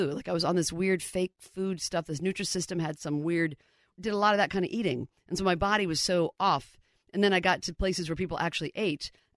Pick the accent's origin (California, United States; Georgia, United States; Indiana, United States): Indiana, United States; Indianapolis; also born or lived in Amsterdam / Seattle / New York; now in Los Angeles, United States; coming from Indianapolis, where at the time growing up in Indiana